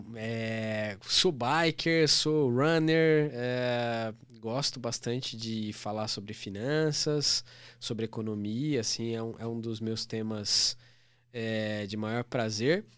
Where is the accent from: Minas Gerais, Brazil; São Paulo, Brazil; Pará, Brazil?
São Paulo, Brazil; Guarulhos; lá no lugar onde eu nasci, que é região metropolitana de São Paulo, cidade de Guarulhos